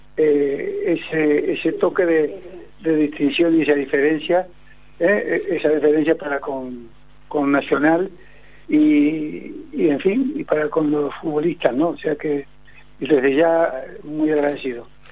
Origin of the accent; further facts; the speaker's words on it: Uruguay; como somos los uruguayos